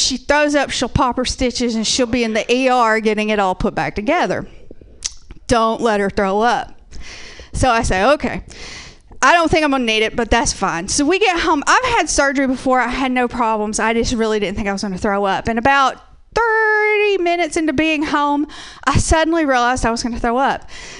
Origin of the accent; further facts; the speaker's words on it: the South, United States; I'm from the South, so there's a lot of people like that, so I assume I'm probably only like 1 or 2 degrees from that.